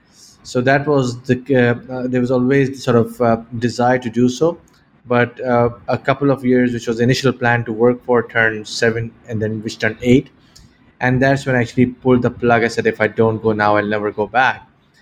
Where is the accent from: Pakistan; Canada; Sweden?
Pakistan; moved away as an adult; also born or lived in United Kingdom; I grew up in Pakistan, but I left when I was 18 to go to university in the UK.